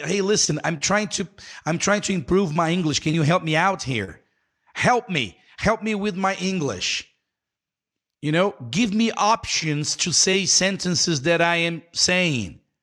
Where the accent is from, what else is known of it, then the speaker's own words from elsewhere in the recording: Brazil; Nós aqui brasileiros